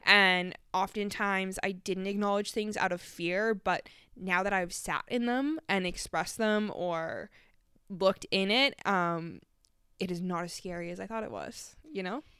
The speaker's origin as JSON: {"language": "English", "country": "Canada", "moved": "yes", "said": "I'm from Canada"}